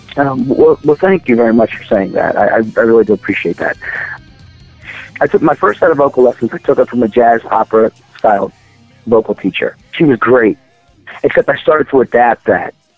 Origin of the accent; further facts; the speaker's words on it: Baltimore, Maryland, United States; I grew up in Baltimore, Maryland.